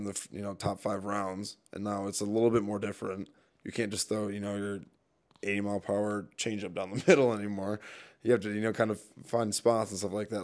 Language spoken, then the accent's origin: English; Milwaukee, Wisconsin, United States; born or raised there; moved away as an adult